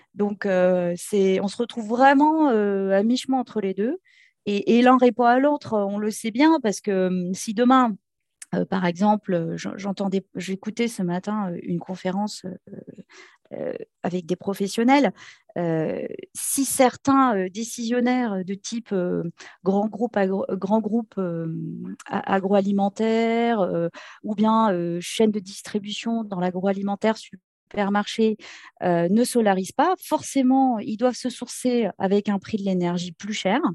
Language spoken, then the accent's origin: French; Béarn, Nouvelle-Aquitaine, France; je suis originaire du Béarn